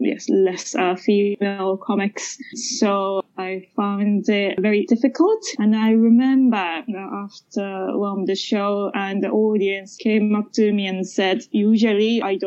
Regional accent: Japan; moved away as an adult; also born or lived in Britain; now in United Kingdom; I'm from Japan, I grew up in Japan

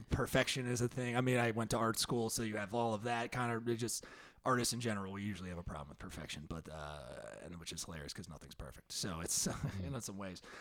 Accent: New Jersey, United States; moved away as an adult; also born or lived in Philadelphia; I went to school in Philly, but I'm from Jersey

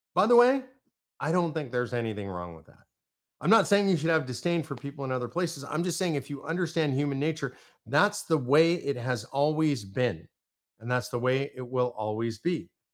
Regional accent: Texas, United States; I'm from Texas

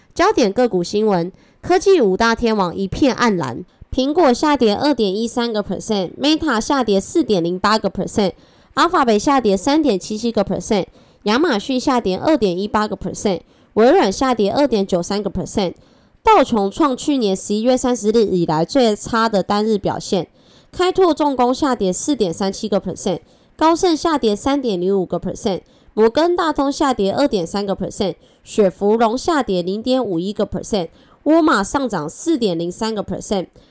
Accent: Taiwan; accent: Taiwanese Mandarin; 我是台湾国语界最正的俏妞

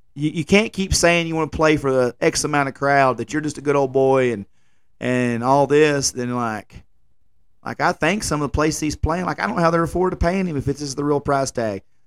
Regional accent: Jackson County, Tennessee, United States; I'm a nobody from Jackson County, Tennessee

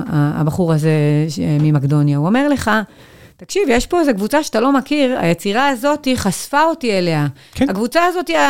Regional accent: Migdal HaEmek, Northern District, Israel; גדלתי במגדל העמק.

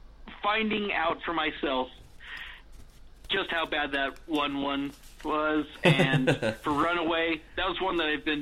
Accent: Riverside, California, United States; I was growing up in Riverside, California.

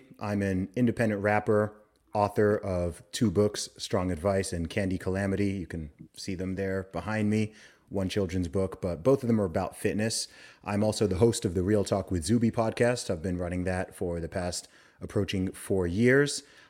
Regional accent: Saudi Arabia; also born or lived in United Kingdom; but I was born in the UK. I'm British. I grew up in the Middle East in Saudi Arabia. I lived there for 20 years.

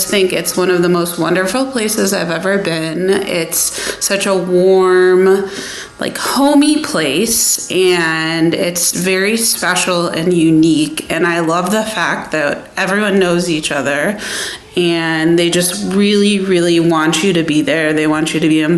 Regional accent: Detroit, Michigan, United States; moved away as an adult; now in Toledo, United States; growing up in Detroit, you were like one of 100,000 Jewish people

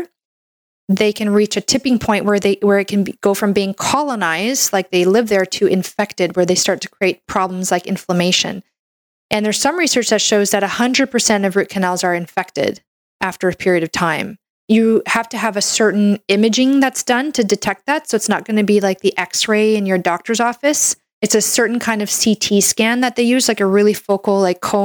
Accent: Canada; I'm a Canadian medical doctor

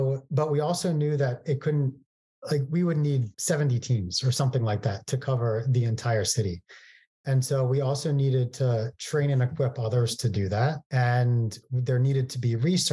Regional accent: Philadelphia, Pennsylvania, United States; moved away as an adult; also born or lived in Illinois; now in Los Angeles, United States; I'm from Philadelphia

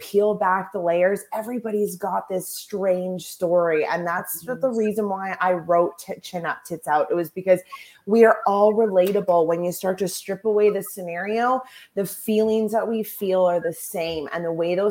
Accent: the Prairies, Canada; I'm from Canada. I'm from the prairies

